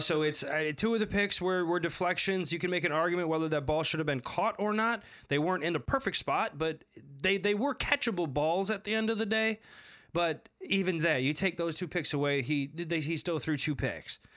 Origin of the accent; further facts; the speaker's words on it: Madison, Wisconsin, United States; moved away; I'm originally from Madison